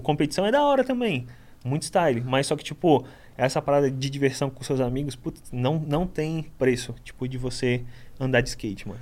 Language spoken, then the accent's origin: Portuguese; Guarujá, São Paulo, Brazil; also born or lived in Itanhaém